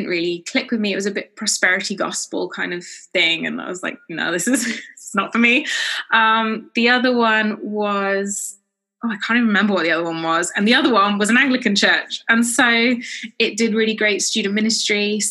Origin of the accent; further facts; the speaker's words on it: South West England, United Kingdom; I'm from the southwest of England